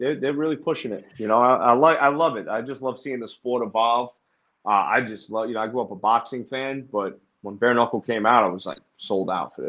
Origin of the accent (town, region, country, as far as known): New York City, New York, United States; born or raised there